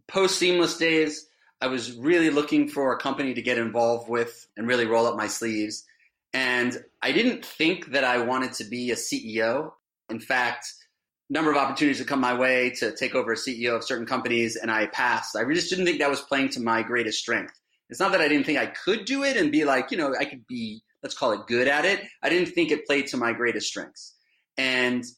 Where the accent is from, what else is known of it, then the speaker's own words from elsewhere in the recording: Miami, Florida, United States; now in Westfield, United States; growing up in Miami